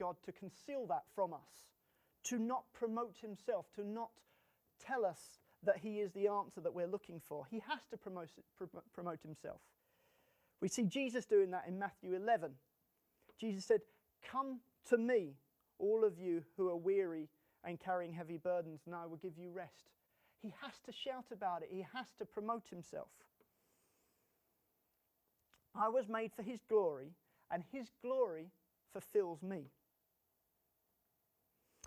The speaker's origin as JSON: {"language": "English", "region": "England", "country": "United Kingdom", "said": "us as English people"}